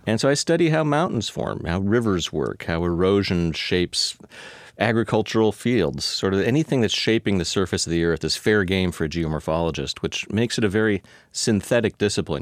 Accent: Palo Alto, California, United States; now in Seattle, United States; I grew up in California

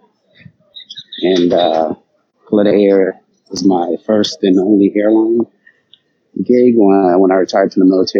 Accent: U.S. Virgin Islands; now in Atlanta, United States; I'm from the U.S. I was born in the Virgin Islands.

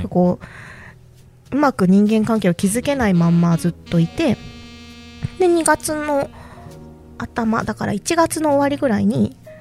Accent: Fukuoka, Japan; moved away as an adult; also born or lived in Yamaguchi; 私、福岡出身なんですよ

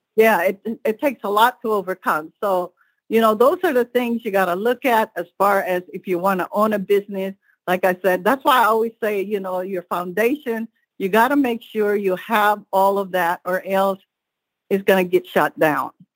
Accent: Seattle, Washington, United States; also born or lived in Philippines; I was born in the Philippines and I grew up in Seattle, Washington.

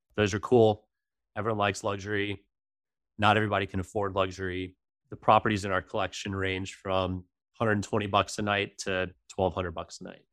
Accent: Georgia, United States; I've been in the South most of my life

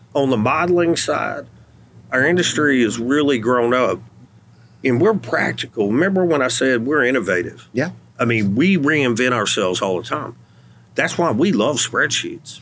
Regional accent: Athens, Texas, United States; my hometown hmm. in Athens

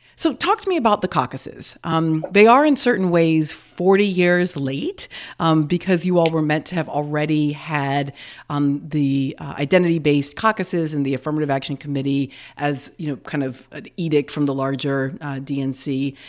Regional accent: the South, United States; as a Southerner myself

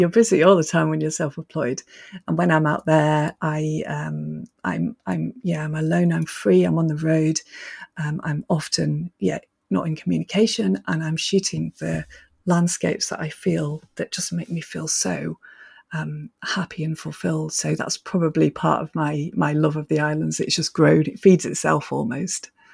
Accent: Manchester, North West England, United Kingdom; moved away as an adult; also born or lived in Scotland; I was brought up in Manchester

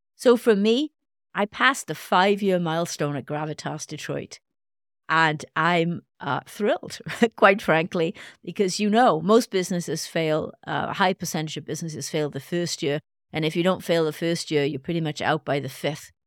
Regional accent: Wales, United Kingdom; now in United States; my home country, Wales

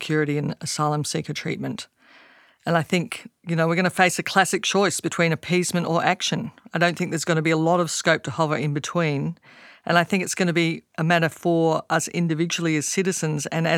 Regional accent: Australia; Australian citizens

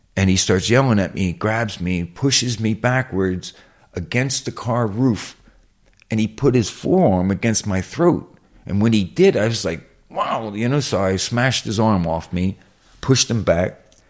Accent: Philadelphia, Pennsylvania, United States; I'm from South West Philly

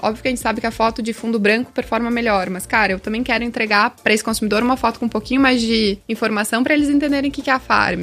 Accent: Rio Grande do Sul, Brazil; moved away; also born or lived in Rio de Janeiro; Eu sou gaúcha, não sou carioca, mas tenho ali uma certidãozinha de nascimento carioca, fiquei bastante tempo lá

